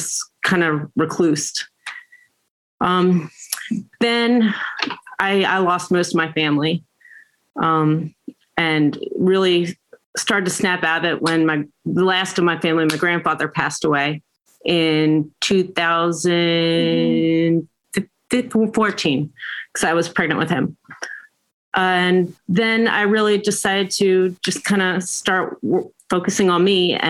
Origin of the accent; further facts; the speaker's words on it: Pikesville, Maryland, United States; I grew up in Pikesville, Maryland.